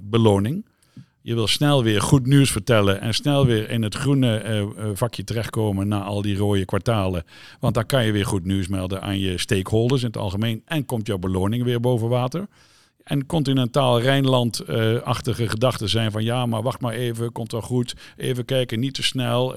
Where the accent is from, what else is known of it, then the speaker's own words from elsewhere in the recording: Zeelandic Flanders, Netherlands; waar ik vandaan kom, Zeeuws Vlaanderen